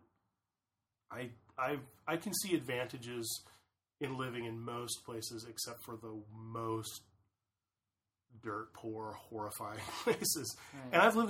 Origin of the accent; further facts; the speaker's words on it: Las Vegas, Nevada, United States; moved away; also born or lived in Los Angeles / Orange County; I grew up in Vegas, and I consider Las Vegas and LA my hometowns. And I grew up in parts of Orange County when I was younger.